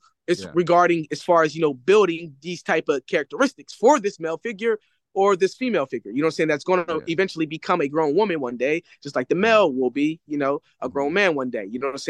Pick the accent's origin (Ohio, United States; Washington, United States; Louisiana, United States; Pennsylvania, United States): Pennsylvania, United States; Philadelphia; also born or lived in California; so growing up in Philadelphia, I was like under the influence of poverty, staying with my mother. My father, I moved out to California with my father at a young age